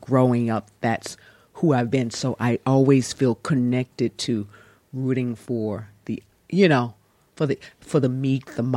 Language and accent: English; the South, United States; moved away as an adult; now in Los Angeles, United States; growing up in South, little public school, going to Yale